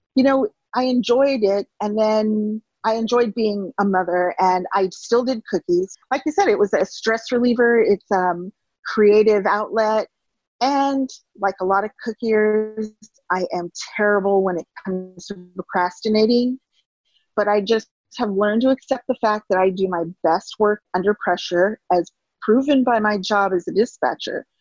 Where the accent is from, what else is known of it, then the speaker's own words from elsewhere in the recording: California, United States; moved away as an adult; now in Wonder Lake, United States; I'm from California originally, and that's where we lived at the time